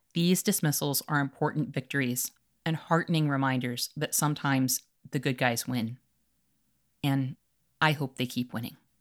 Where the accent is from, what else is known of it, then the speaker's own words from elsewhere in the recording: Chicago, Illinois, United States; As a Chicagoan